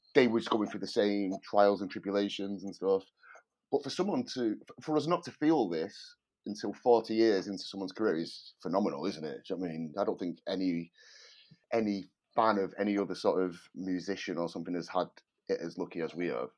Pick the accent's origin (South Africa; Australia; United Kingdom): United Kingdom; Manchester, North West England; moved away as an adult; now in London, United Kingdom; I live in London and, um, I'm originally from Manchester, but I've lived in London for the last sixteen years.